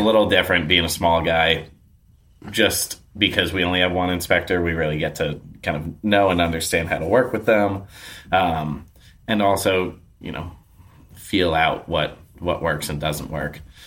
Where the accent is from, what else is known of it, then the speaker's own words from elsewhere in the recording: New York, United States; now in Portland, United States; I grew up in New York